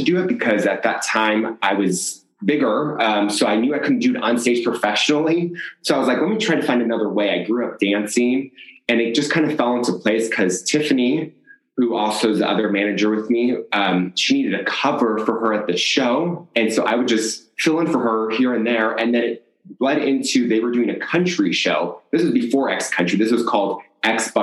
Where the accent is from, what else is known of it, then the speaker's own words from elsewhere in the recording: Chicago, Illinois, United States; now in Las Vegas, United States; Originally from Chicago. We moved out here for my mom's job.